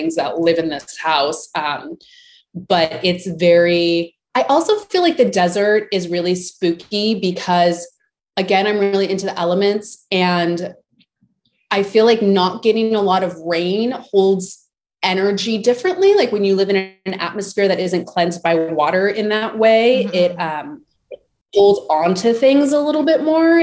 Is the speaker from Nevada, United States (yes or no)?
yes; Las Vegas, Nevada, United States; I grew up in Vegas